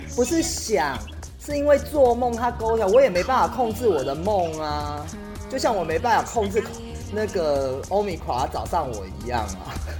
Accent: Taiwan; 我爸爸是闽南人，在台湾，就是我们小时候讲闽南语

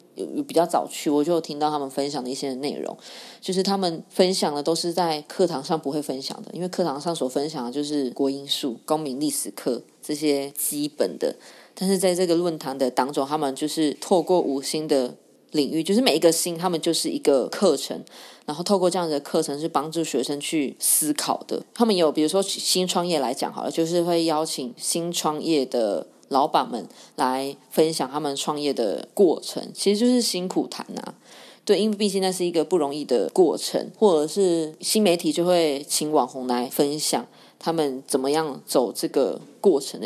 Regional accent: Yunlin County, Taiwan; 因为我生存在就是云林的一个小乡下，然后我们那边的一些的长辈，他们都是务农的，或者是渔业

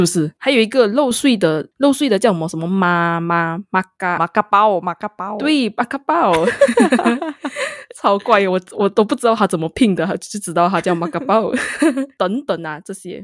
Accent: Malaysia; 我们是马来西亚人

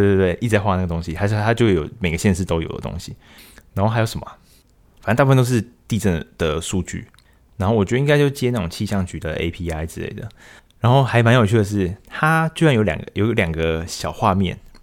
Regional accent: Taiwan; 我们台湾这边

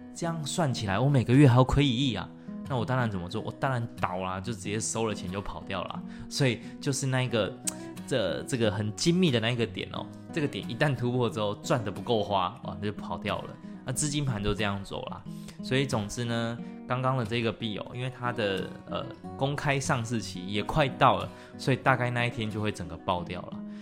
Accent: Taiwan; 以我们台湾人平均对国外机构的认知都太低了，而英文程度也没那么好

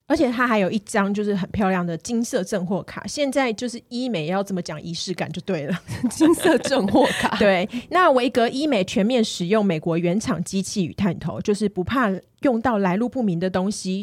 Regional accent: Kaohsiung, Taiwan; 我是高雄人嘛

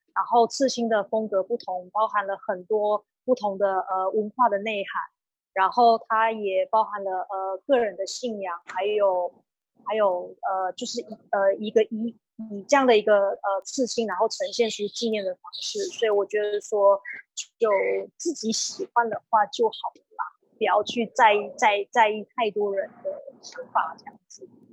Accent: Nantou County, Taiwan; 今年是三十二岁，我是南投人

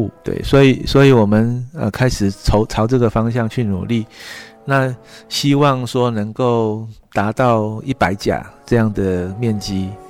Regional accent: Wufeng, Taichung, Taiwan; 嗯，因为我本身就是雾峰出生长大的小孩，呃，父亲其实从祖父。都是世代跟农业也有息息相关。

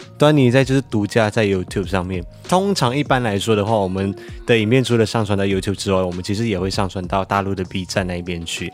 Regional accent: Malaysia; now in Taiwan; 我身为一个马来西亚人

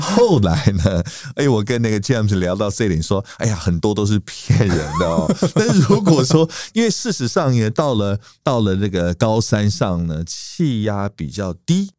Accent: Taiwan; 我们台湾人

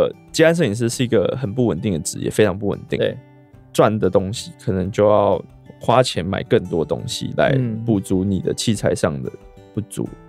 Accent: Taichung, Taiwan; 对，那是刚好在我台中我的家乡，

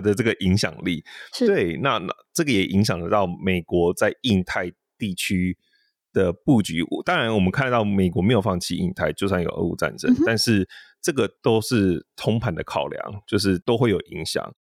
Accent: Taiwan; moved away; also born or lived in United States; 我是台湾来的

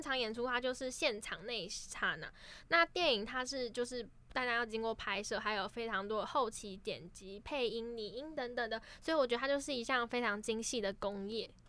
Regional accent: Keelung, Taiwan; 我是基隆人

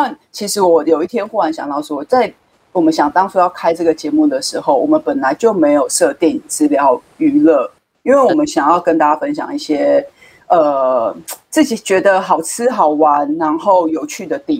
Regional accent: Keelung, Taiwan; moved away as an adult; also born or lived in Taipei; 我的我的故乡基隆

